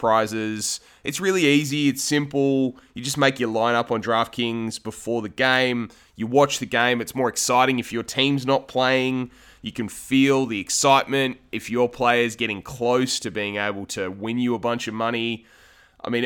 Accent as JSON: {"language": "English", "country": "Australia", "said": "The three of us are dyed to the wool, green gold Australian guys"}